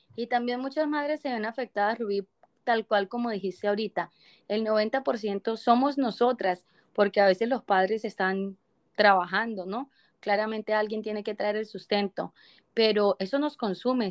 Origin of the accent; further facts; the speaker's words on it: Colombia; now in Canada; yo soy colombiana, pero vivo en Canadá